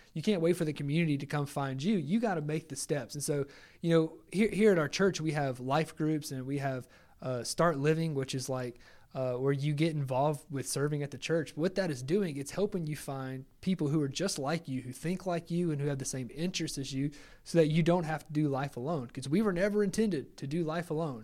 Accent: Lake Charles, Louisiana, United States; I'm a hometown guy, like, Magnese is my hometown. uh, in Lake Charles and Magnese College

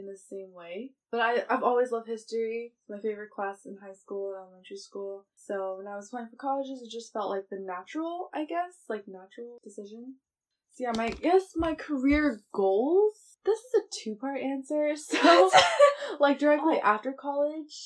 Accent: Bay Area, California, United States; I'm also from the Bay Area

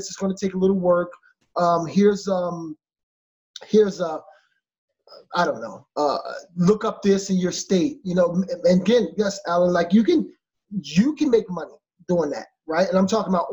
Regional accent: Philadelphia, Pennsylvania, United States; I'm from Philadelphia. I'm a city kid.

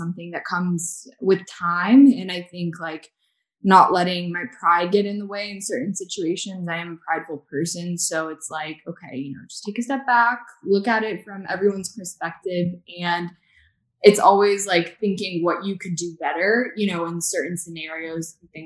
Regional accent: the South, United States; I grew up in the South

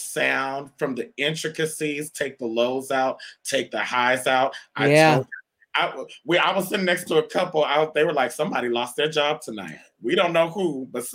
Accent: Rancho Cucamonga, California, United States; moved away as an adult; also born or lived in Canada / Los Angeles; now in Las Vegas, United States; a Black boy from Canada growing up in Rancho Cucamonga

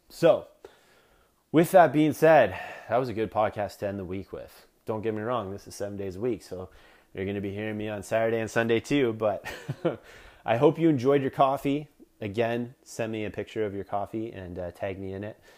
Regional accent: Canada; I'm Canadian

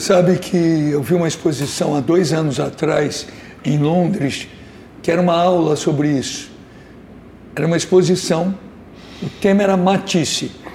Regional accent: São Paulo, Brazil; Eu que nasci em São Paulo

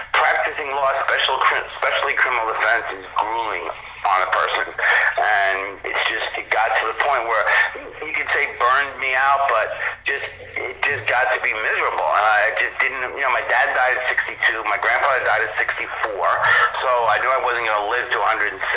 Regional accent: East Meadow, New York, United States; moved away as an adult; also born or lived in Atlanta, Georgia / Boston; now in Florida, United States; I grew up in basically East Meadow, which is right in the middle of Long Island. Not affluent, just middle

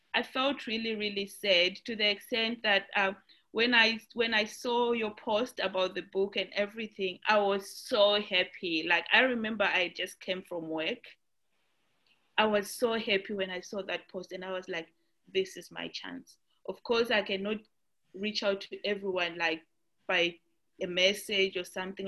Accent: Zimbabwe; now in Australia; I'm from Australia, originally from Zimbabwe

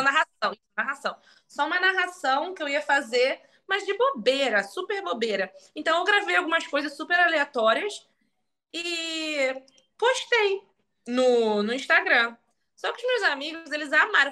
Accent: Magé, Rio de Janeiro, Brazil; moved away as an adult; also born or lived in London, United Kingdom / New York, United States; Magé, que foi onde eu nasci e cresci

